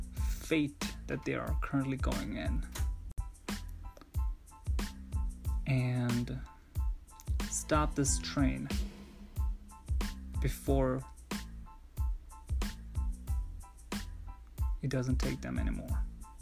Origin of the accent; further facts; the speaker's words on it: New York City, New York, United States; growing up in New York City